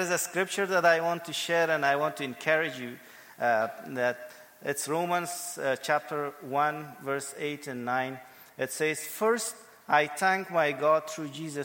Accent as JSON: {"language": "English", "country": "Afghanistan", "tie": "born or raised there", "also_born_or_lived": "Pakistan / India", "moved": "as an adult", "said": "I'm from Afghanistan. And so to make it short, I was born in Afghanistan"}